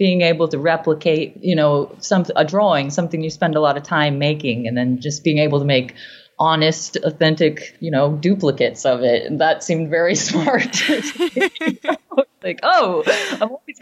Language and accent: English; rural South Dakota, United States; moved away as an adult; also born or lived in Nashville; now in Pittsburgh, United States; I grew up on a farm in rural South Dakota